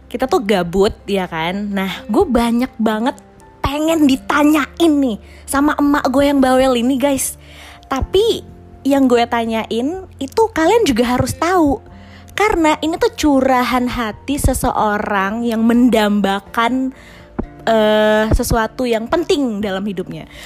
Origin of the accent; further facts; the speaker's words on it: Java, Indonesia; secara keluarga gue keluarga Jawa nih ya.